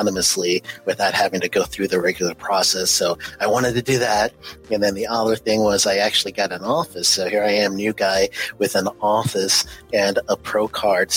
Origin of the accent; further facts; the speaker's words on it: New York City, New York, United States; moved away as an adult; also born or lived in Orlando, Florida / Cleveland, Tennessee; left New York, which I was born and raised in Queens, New York, left New York in 89, landed in Orlando, Florida